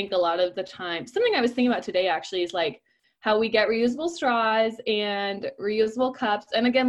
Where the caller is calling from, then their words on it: Copenhagen, Capital Region of Denmark, Denmark; English is a second language; I'm reporting from Copenhagen, Denmark.